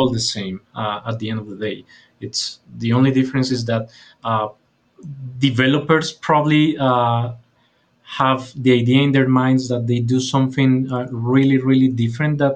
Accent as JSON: {"language": "English", "country": "Colombia", "said": "from Colombia, South America, not Colombia, by the way"}